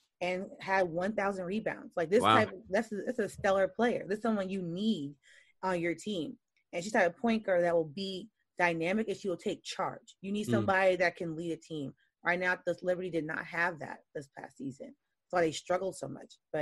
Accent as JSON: {"language": "English", "region": "New York", "country": "United States", "also_born_or_lived": "Louisiana", "said": "I'm a New Yorker."}